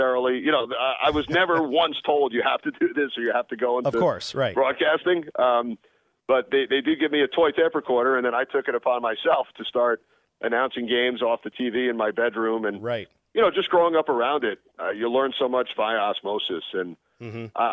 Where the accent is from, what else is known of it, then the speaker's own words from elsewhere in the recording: Long Island, New York, United States; when I was in 10th grade growing up on Long Island